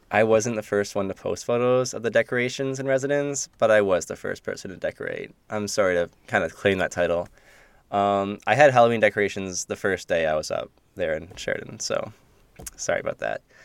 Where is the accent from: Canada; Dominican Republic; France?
Canada; Kitchener, Ontario; I'm from Kitchener. K-Town